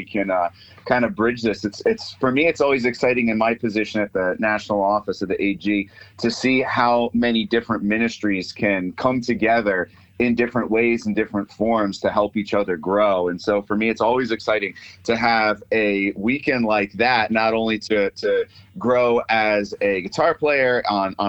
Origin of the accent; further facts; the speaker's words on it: New York, United States; now in Springfield, United States; I'm from New York, and now I'm living in Springfield, Missouri